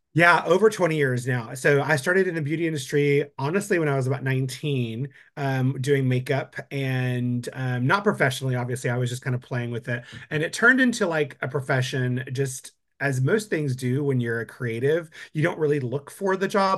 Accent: West Texas, United States; moved away as an adult; now in Austin, United States; I'm from West Texas

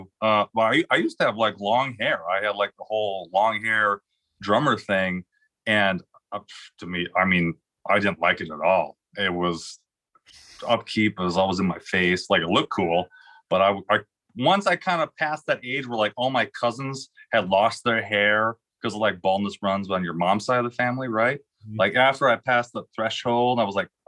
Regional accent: Green Bay, Wisconsin, United States; accent: Wisconsin Midwest; moved away as an adult; now in Los Angeles, United States; I'm from Green Bay

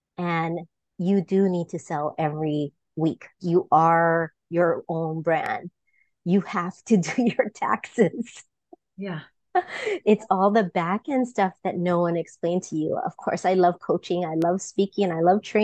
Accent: Kauai, Hawaii, United States; I grew up on the island of Kauai

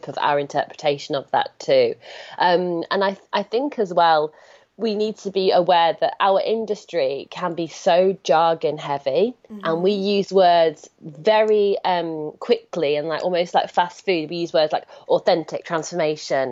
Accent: United Kingdom; I'm British

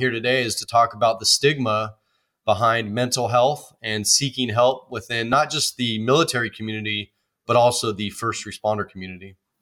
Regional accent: Oakland, California, United States; I grew up in Oakland, California, which is a big city

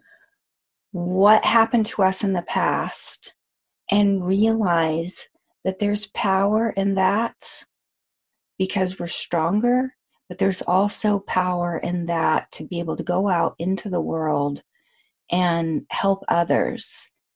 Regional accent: Amarillo, Texas, United States; I was born in Texas in Amarillo

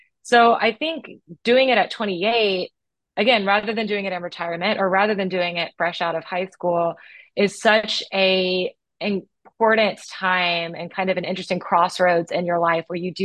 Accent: United States; growing up in America

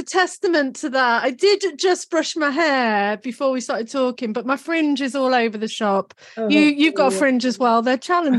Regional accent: Cheshire, North West England, United Kingdom; moved away as an adult; also born or lived in Leeds; now in Australia; My mum and dad are Geordies and I grew up in Cheshire.

